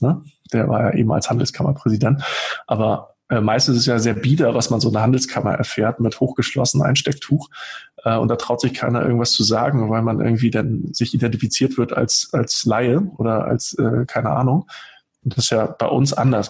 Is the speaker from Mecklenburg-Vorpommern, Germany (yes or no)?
yes; Rostock, Mecklenburg-Vorpommern, Germany; born or raised there; now in Hamburg, Germany